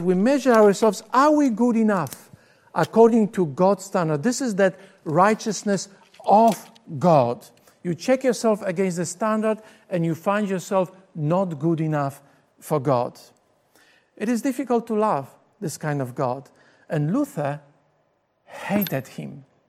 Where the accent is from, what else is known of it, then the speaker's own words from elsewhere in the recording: Poland; English is a second language; moved away as an adult; now in Australia; I grew up in Poland until the age of twenty-two. I came to Australia in nineteen eighty-six. This is when I learned to speak English